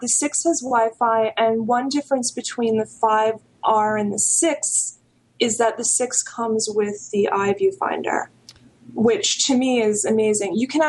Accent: New York, United States; now in California, United States; I'm a New Yorker.

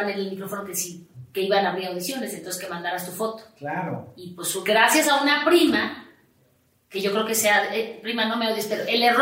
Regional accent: Mexico City, Mexico; also born or lived in Puebla / Chihuahua; A México yo llegué cuando tenía tres años. O sea, vamos, mis papás, mis papás son de Sonora, pero han viajado mucho por la República Mexicana

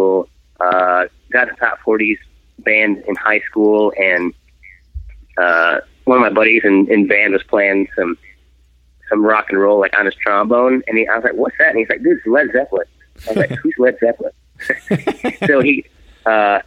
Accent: Wisconsin, United States; moved away; I'm from Wisconsin, originally from, it's right between Eau Claire and La Crosse on the west side of Wisconsin

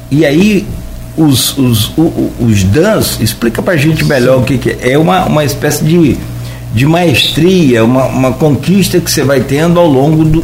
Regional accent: São Paulo, Brazil; now in Campos dos Goytacazes, Brazil; Nasci em São Paulo.

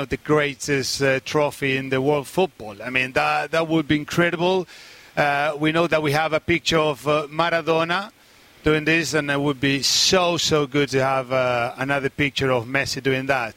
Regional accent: Argentina; our country

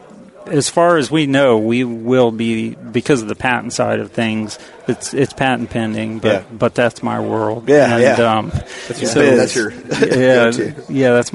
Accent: Virginia, United States; in Virginia, my home state

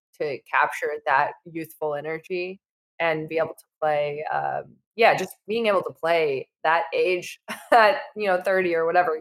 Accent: Los Angeles, California, United States; I'm from L.A.

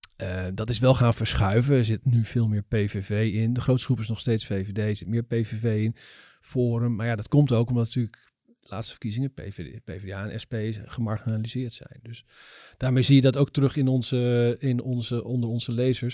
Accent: Netherlands; ik ben toch een Nederlandse jongen

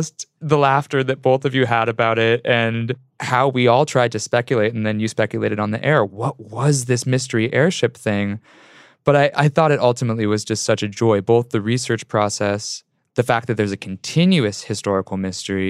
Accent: San Francisco, California, United States; I'm from San Francisco

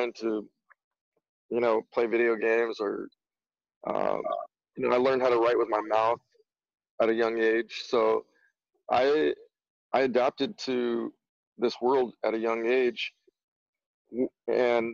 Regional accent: Gilroy, California, United States; growing up in Gilroy, I grew up with a small group of friends

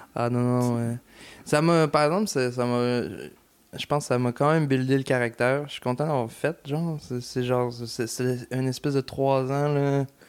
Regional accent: Lévis, Quebec, Canada; je viens du lieu Lévis

